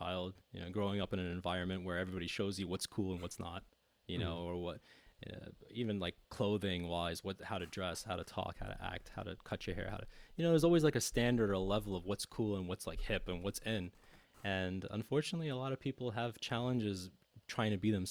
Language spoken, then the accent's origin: English; United States; I'm an American as well